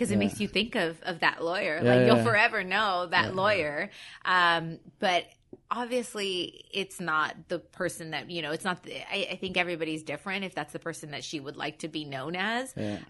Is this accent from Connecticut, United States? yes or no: no; Whittier, California, United States; I grew up in Whittier.